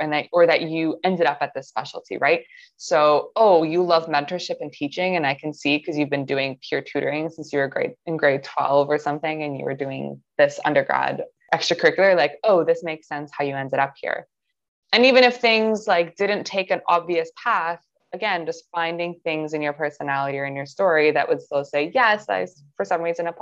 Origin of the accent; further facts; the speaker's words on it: Toronto, Ontario, Canada; I'm from Toronto. I lived in Toronto my entire life